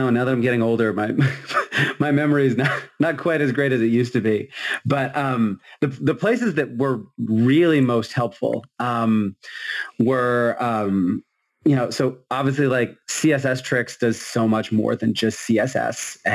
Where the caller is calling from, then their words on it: Massachusetts, United States; Hey, everyone. I'm coming in from Massachusetts since that's apparently what we're doing.